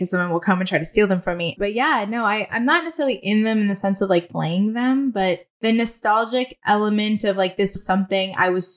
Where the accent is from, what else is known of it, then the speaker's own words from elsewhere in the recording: Ridgefield, Connecticut, United States; also born or lived in Manhattan, New York; I was born in Manhattan, and then I like to say I was taken hostage and raised in Connecticut, but my parents decided to move to Connecticut.